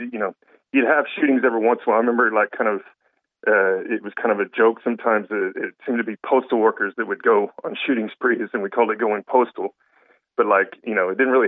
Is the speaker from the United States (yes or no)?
yes; Fort Worth, Texas, United States; moved away as an adult; now in Ireland; I'm from Texas, Fort Worth